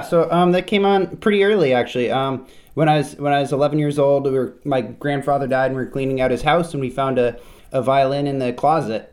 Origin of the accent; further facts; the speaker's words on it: Vermont, United States; I grew up in Vermont. I spent, spent my whole childhood in Vermont.